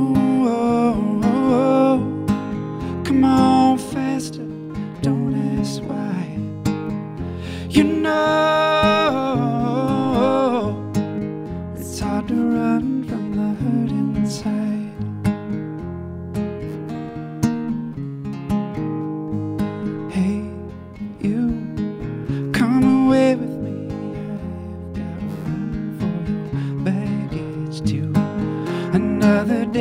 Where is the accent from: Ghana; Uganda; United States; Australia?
United States; Cleveland, Ohio; moved away as an adult; now in Los Angeles, United States; I grew up in Cleveland, Ohio